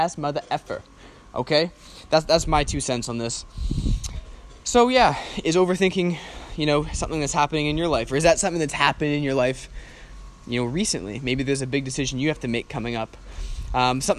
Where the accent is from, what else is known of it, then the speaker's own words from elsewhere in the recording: Canada; moved away as an adult; I'm from Canada, I'm from a Western country